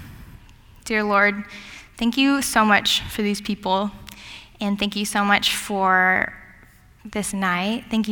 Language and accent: English; Gig Harbor, Washington, United States; moved away as an adult; also born or lived in Bible Belt; I grew up in Gig Harbor, Washington